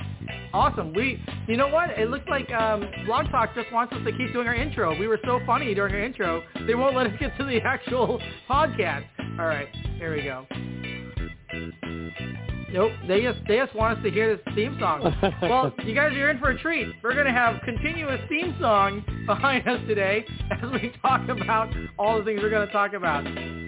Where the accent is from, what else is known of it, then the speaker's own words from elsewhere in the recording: Chicago, Illinois, United States; I'm from Chicago.